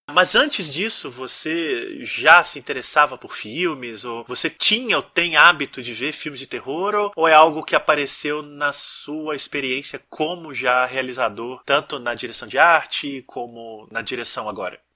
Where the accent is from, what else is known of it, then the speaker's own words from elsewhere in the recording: interior of Minas Gerais, Brazil; eu sou de uma cidade do interior de Minas